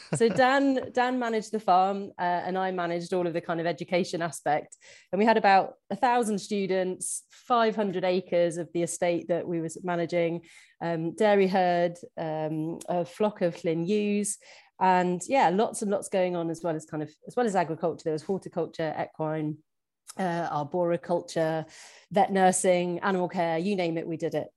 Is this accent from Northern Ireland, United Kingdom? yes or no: no; Shropshire, West Midlands, United Kingdom; moved away as an adult; now in Scotland; I was actually born and brought up in very rural Shropshire